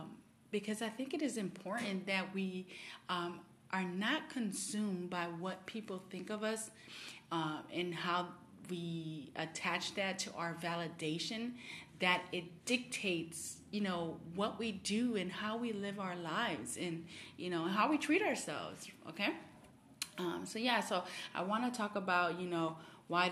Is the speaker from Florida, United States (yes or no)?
yes; Miami, Florida, United States; moved away; I'm originally from Miami